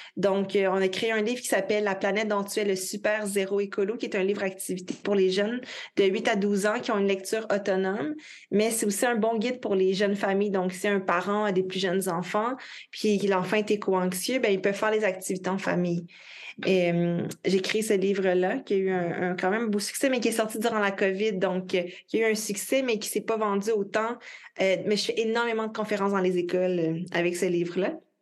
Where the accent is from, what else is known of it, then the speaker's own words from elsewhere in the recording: Quebec, Canada; Je travaille principalement euh, de mon pays natal, donc euh, du Québec